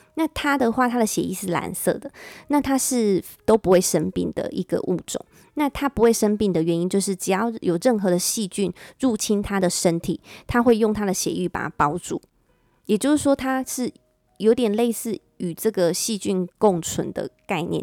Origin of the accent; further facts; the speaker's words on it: Taiwan; 翻成我们台湾人比较可以了解